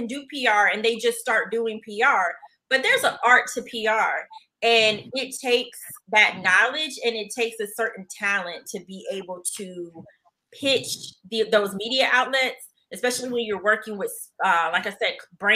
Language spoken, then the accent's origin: English; Jacksonville, Florida, United States; moved away; growing up in Jacksonville